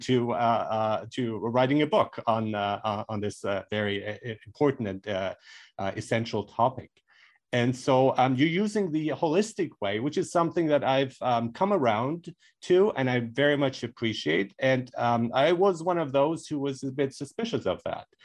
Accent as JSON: {"language": "English", "country": "Germany", "tie": "born or raised there", "moved": "yes", "said": "I grew up in Germany where people are more frank"}